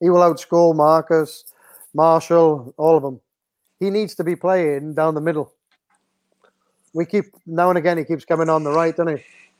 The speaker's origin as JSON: {"language": "English", "region": "Wales", "country": "United Kingdom", "said": "I'm glad I'm Welsh"}